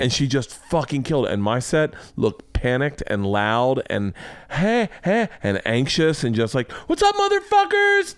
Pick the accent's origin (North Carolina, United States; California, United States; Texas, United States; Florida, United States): Florida, United States; I grew up in Florida